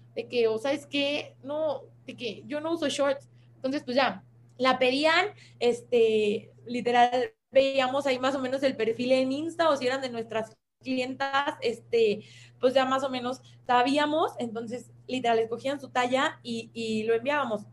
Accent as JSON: {"language": "Spanish", "country": "Mexico", "said": "como mexicanos"}